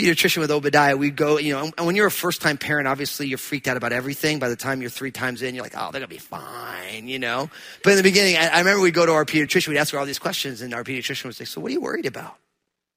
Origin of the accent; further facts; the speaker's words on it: New Jersey, United States; I'm from New Jersey